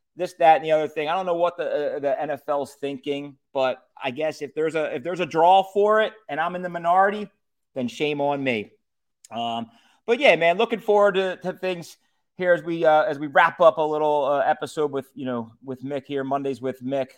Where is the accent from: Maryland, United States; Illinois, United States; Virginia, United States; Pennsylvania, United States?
Pennsylvania, United States; Philadelphia; we're all from Philadelphia